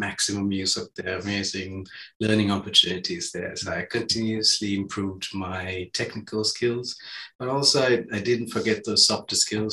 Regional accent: Sri Lanka; moved away; I grew up in Sri Lanka

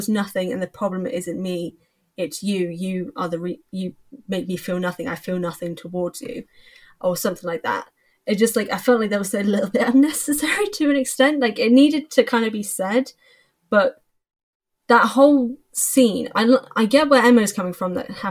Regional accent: England, United Kingdom; I'm English

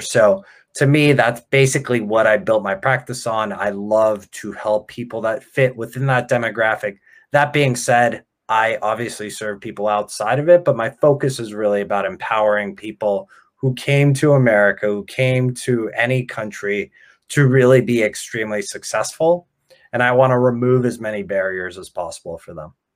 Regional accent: Ukraine; now in United States; I was born in Ukraine

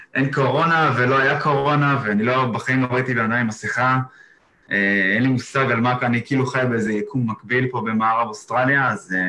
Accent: Israel; moved away as an adult; now in Exmouth, Australia

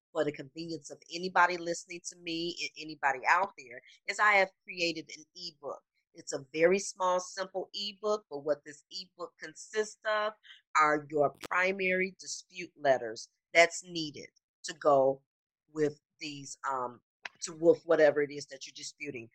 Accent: Illinois, United States; also born or lived in Detroit, Michigan; I am originally from Detroit, but Illinois is where I spent the majority of my life

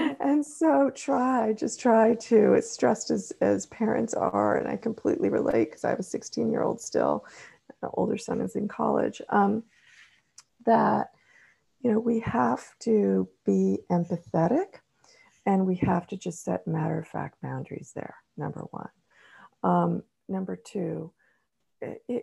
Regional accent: California, United States; growing up in California

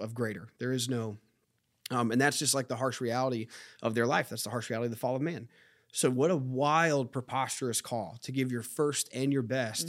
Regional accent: United States; as an American

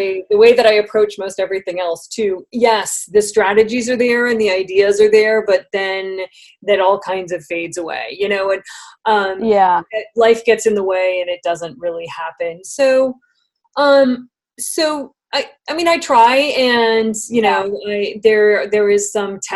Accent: San Francisco, California, United States; I was raised in San Francisco, and I went to public school

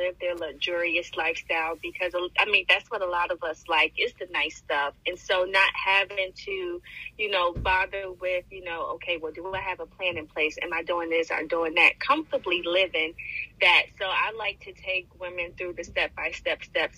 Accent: Bertie County, North Carolina, United States; also born or lived in Connecticut; moved down to North Carolina where my family is at. And it's one of the, where I was raised is one of the poorest counties out of, you know, 100 in North Carolina.

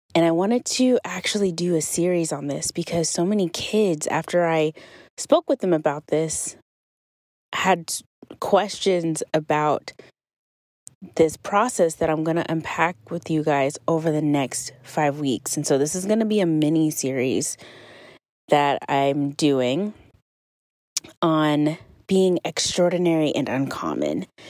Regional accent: Kentucky, United States; moved away; today I am in my hometown in Kentucky

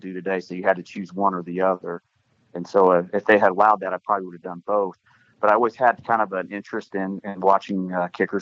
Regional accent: Sedalia, Missouri, United States; also born or lived in Baldwin City, Kansas; Born and raised in Sedalia, Missouri, Smith Cotton High School

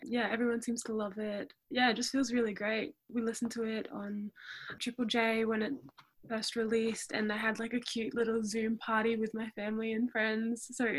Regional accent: Townsville, Queensland, Australia; moved away as an adult; now in Melbourne, Australia; I'm from Townsville up in North Queensland. So I'm a proud Aboriginal and Torres Strait Islander woman, and I moved to Melbourne, Kulin Nations land, 2 years ago.

